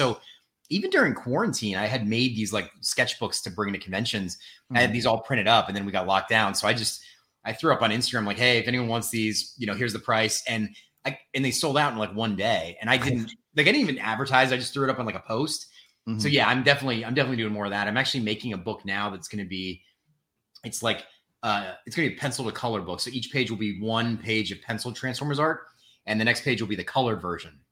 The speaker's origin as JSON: {"language": "English", "region": "East Coast", "country": "United States", "moved": "yes", "lives_now": "Los Angeles, United States", "said": "I'm from the East Coast"}